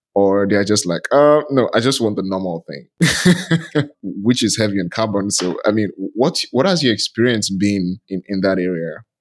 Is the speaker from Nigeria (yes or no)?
yes; Nigeria; I'm from Nigeria.